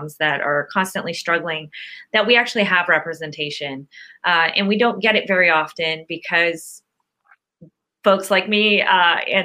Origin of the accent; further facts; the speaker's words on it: Youngstown, Ohio, United States; moved away; I grew up in Youngstown, Ohio